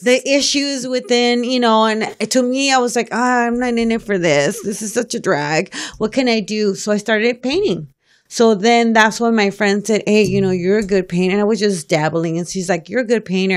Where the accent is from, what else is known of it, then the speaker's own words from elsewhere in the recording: Los Angeles, California, United States; also born or lived in Boyle Heights, East Los Angeles; lived, um, most of my life in South Central, South, South L